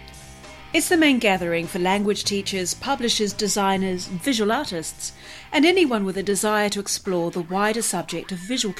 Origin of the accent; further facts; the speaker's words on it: New Zealand; first language English; moved away as an adult; also born or lived in Spain; I began learning Māori, the indigenous language of my home country, New Zealand